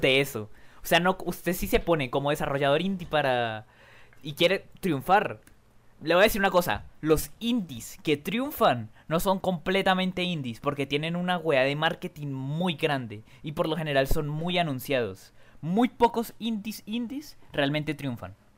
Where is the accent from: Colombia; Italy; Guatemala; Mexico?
Colombia; yo soy de Colombia